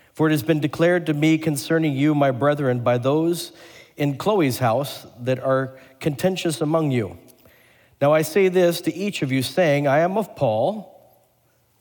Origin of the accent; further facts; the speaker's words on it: Portland, Oregon, United States; moved away; my home state and home city